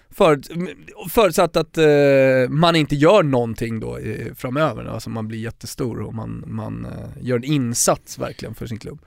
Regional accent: Stockholm, Stockholm County, Sweden; Folk frågar vad jag är, de hör min dialekt och ja, jag är från Stockholm

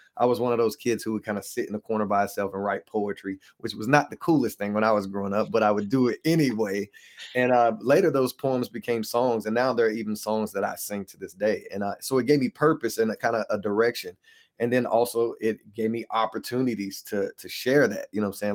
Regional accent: Hickory, North Carolina, United States; I was born and raised in Hickory, North Carolina, so that's where I'm originally from

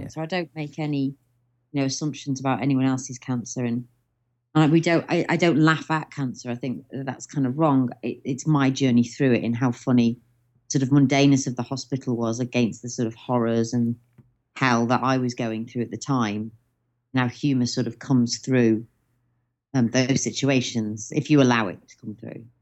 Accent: Stoke-on-Trent, West Midlands, United Kingdom; also born or lived in Cheshire; now in London, United Kingdom; I'm from Stoke-on-Trent originally, but Mum says to say we're from Cheshire.

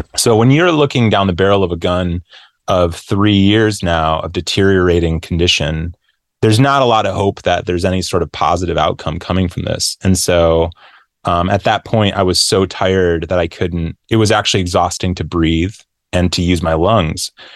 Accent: Grand Rapids, Michigan, United States; moved away; I moved back to, uh, um, my hometown or my home, yeah, my hometown of Grand Rapids

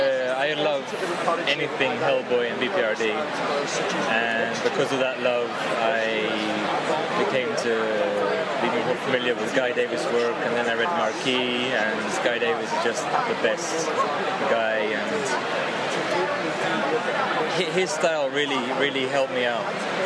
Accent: Greece; also born or lived in London, United Kingdom; We in Greece... Well, basically, I'm also half Irish, so I grew up in London at some point, too.

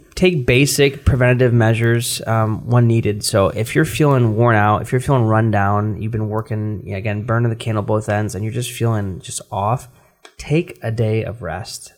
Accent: United States; We're American

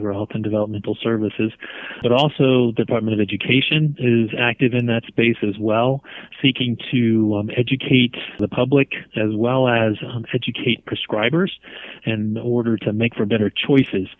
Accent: Northern Virginia, United States; moved away as an adult; I grew up in Northern Virginia, high school there

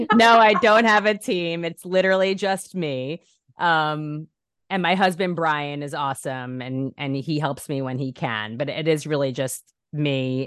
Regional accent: New York, United States; moved away as an adult; now in Los Angeles, United States; I'm such a New Yorker. I'm such a New Yorker. I said my whole life, I'll never leave New York

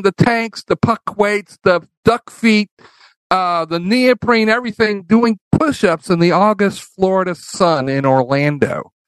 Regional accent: Colombia; born there; Flew helicopter for Standard Oil, and that's why I was born in Colombia rather than America.

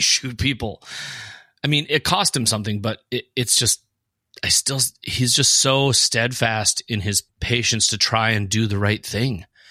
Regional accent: Fargo, North Dakota, United States; we are from Fargo

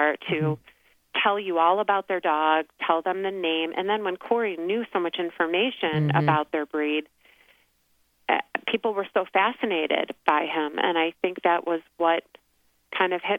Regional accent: Michigan, United States; moved away as an adult; also born or lived in Pennsylvania / New York / New Jersey; now in Scottsdale, United States; I'm from Michigan and went to Penn State, and we wound up in New York, New Jersey area, and then moved out to Scottsdale, Arizona about 6 years ago

